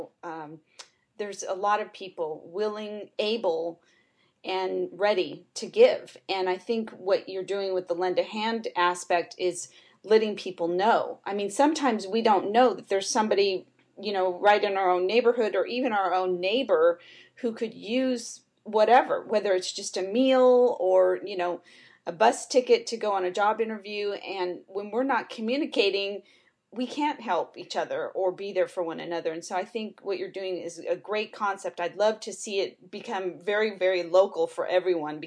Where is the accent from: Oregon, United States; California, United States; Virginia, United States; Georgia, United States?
California, United States; Southern; moved away; also born or lived in Tampa, Florida; I grew up in Southern California